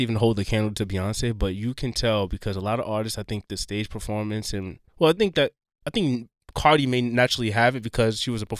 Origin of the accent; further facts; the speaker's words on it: New York City, New York, United States; I'm a New Yorker